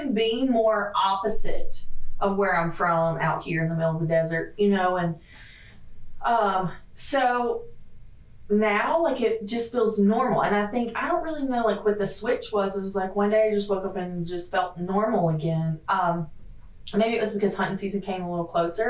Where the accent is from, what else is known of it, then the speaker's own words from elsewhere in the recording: the South, United States; moved away as an adult; I'm from the South